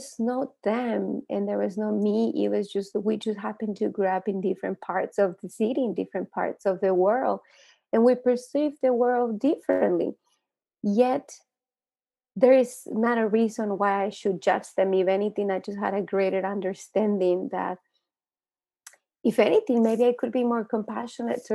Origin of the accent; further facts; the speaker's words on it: Santa Barbara, California, United States; now in Los Angeles, United States; when I moved to America, I grew up in Santa Barbara